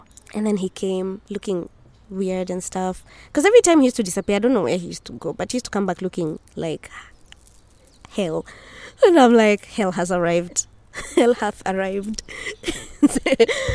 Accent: Nairobi, Kenya; I come from Nairobi, Kenya

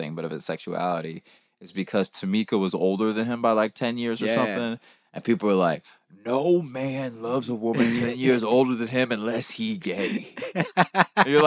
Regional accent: Georgia, United States; moved away as an adult; now in Los Angeles, United States; I moved to LA in 2005. And that was like, I was from Georgia

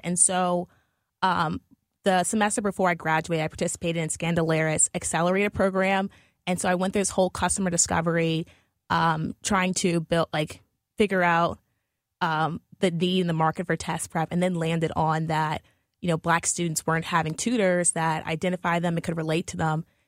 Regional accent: New Orleans, Louisiana, United States; moved away as an adult; now in St. Louis, United States; I'm originally from New Orleans

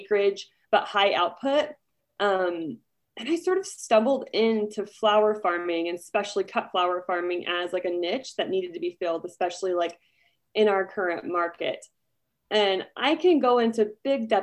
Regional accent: New Plymouth, Idaho, United States; now in Jerome, United States; I live right now in Jerome, Idaho, but I grew up near the Treasure Valley, or in New Plymouth, Idaho, which is near Boise.

